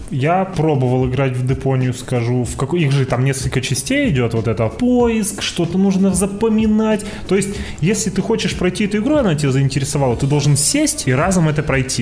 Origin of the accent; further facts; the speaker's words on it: Novosibirsk, Novosibirsk Oblast, Russia; я просто человек из Новосибирска